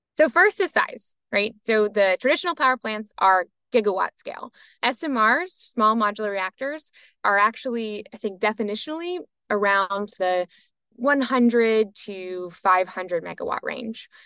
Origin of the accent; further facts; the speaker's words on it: United States; I'm obviously American